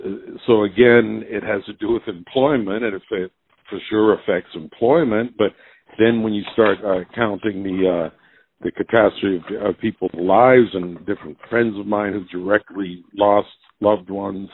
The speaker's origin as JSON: {"language": "English", "country": "United States", "said": "I mean, I'm definitely a from the United States, and my music is reflects"}